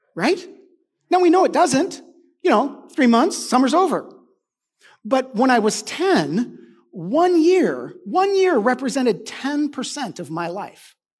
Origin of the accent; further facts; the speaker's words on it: United States; I'm an American.